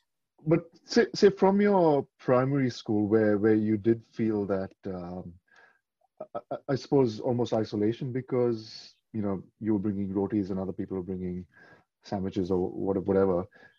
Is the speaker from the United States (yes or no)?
no; Mumbai, Maharashtra, India; now in Melbourne, Australia; growing up in Mumbai